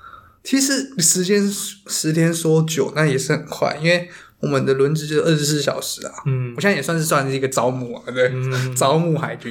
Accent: Taiwan; 我们台湾算是一个两千三百万人嘛，

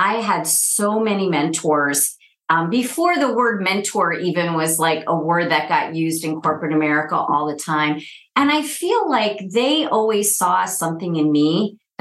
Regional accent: upstate New York, United States; moved away as an adult; also born or lived in Texas / Minneapolis; now in Kansas City, United States; a painfully shy, first generation Indian girl to immigrant parents growing up in upstate New York

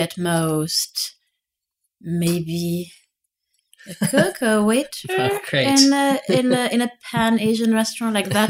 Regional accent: Netherlands; born there; Yeah, and like, I was born in the Netherlands, which is super random, but that's because my father couldn't find jobs in France

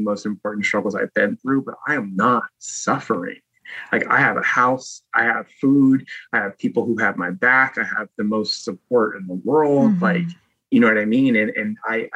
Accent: Virginia, United States; also born or lived in Oakland, California; I was driving from back home, and I moved from Oakland back to Virginia

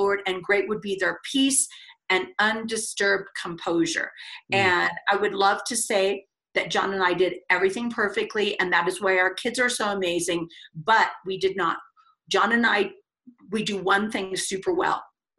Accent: West Lafayette, Indiana, United States; moved away as an adult; also born or lived in Arizona; I grew up in Indiana, super conservative, Midwestern town where Purdue University is.

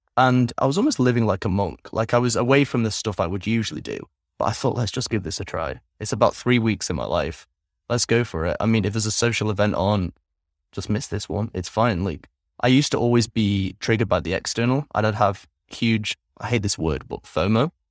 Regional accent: England, United Kingdom; moved away as an adult; also born or lived in Netherlands; now in Vietnam; I grew up primarily in England, from the ages of three until twenty-two

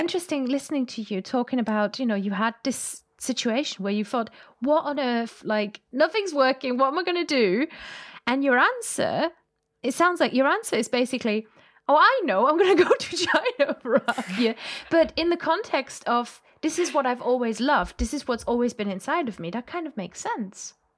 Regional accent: Germany; I'm from Germany

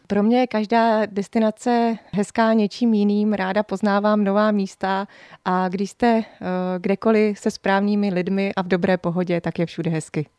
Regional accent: Hořice, Hradec Králové Region, Czechia; moved away as an adult; now in Lipno area, Czech Republic; Já jsem původem z východních Čech, z Hořic pod Krkonoší, tam právě, kde se vyrábějí hořické trubičky

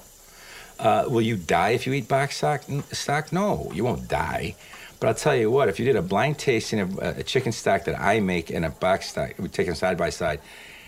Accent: Detroit, Michigan, United States; I'm from Detroit

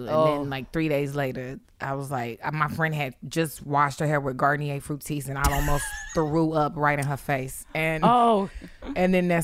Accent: Atlanta, Georgia, United States; now in New York City, United States; I was raised in Atlanta

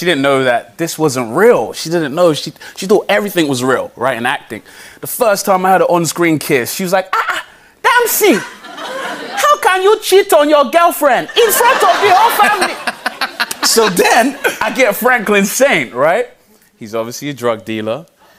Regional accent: Nigeria; I'm Nigerian, right?

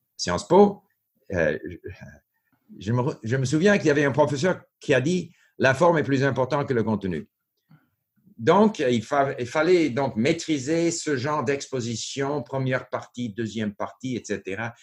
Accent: Montreal, Quebec, Canada; French is a second language; also born or lived in Japan / France; now in Vancouver, Canada; j'ai grandi à Montréal

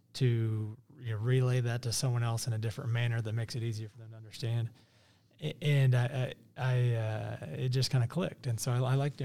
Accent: Kansas City, Missouri, United States; I born and raised in South Kansas City.

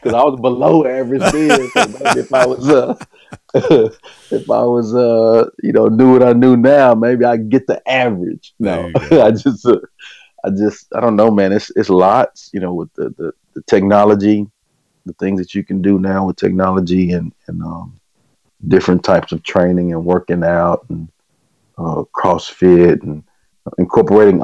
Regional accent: Hearne, Texas, United States; moved away as an adult; also born or lived in Conroe, Texas; got a chance to go back to my hometown, which is Hearne, Texas, and be athletic director and head coach there in my old high school

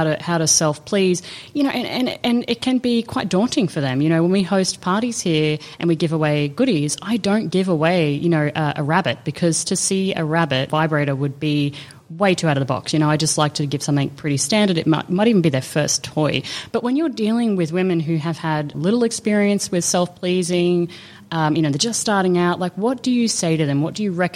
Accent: Australia; growing up in Australia

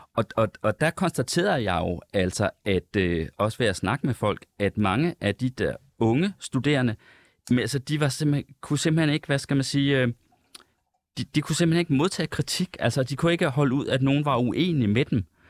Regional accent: Central Denmark Region, Denmark; moved away; nu kommer jeg fra Jylland. Uh, hele min familie bor i Jylland. Jeg er rigtig tit i Jylland

